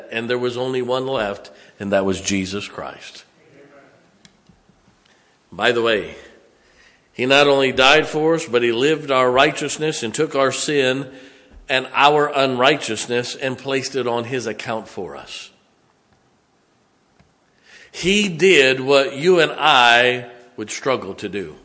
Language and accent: English; United States; As an American